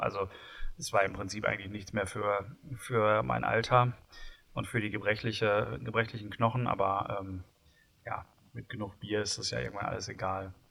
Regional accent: Bochum, North Rhine-Westphalia, Germany; bin ich ja gebürtiger Bochumer

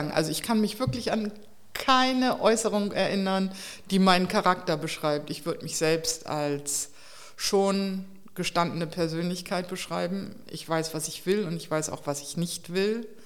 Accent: Delmenhorst, Lower Saxony, Germany; Aus Delmenhorst bei Bremen.

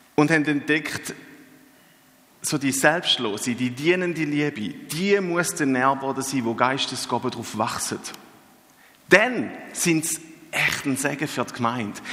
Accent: Eastern Switzerland, Switzerland; Ich bin ja gebürtiger Ostschweizer

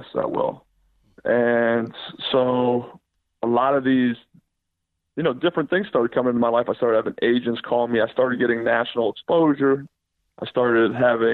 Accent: Youngstown, Ohio, United States; moved away; also born or lived in Cincinnati, Ohio; I'm from Youngstown, Ohio. And so Youngstown's a very popular hotbed for football

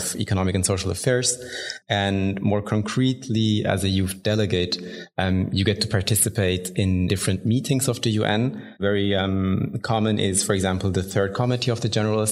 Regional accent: Bern, Switzerland; I was born and raised in Bern here in Switzerland

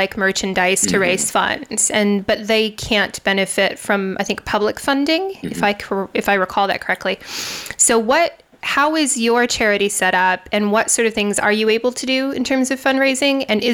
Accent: United States; now in United Kingdom; I am American

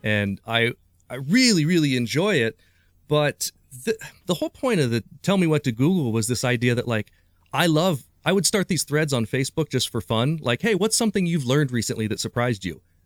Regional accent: Urbana, Ohio, United States; also born or lived in Springfield, Ohio; I was born in Springfield, Ohio, but I grew up in Urbana, Ohio

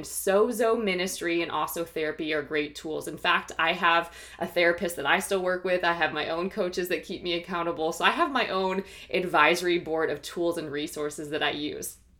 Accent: Ohio, United States; also born or lived in New York / Philadelphia / Washington, D.C. / Los Angeles; now in Austin, United States; I am originally from the Midwest, from Ohio

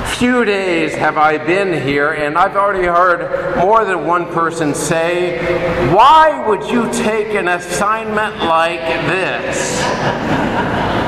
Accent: Hugoton, Kansas, United States; grew up on a farm outside of a small town called Hugoton, only about 3,500 people

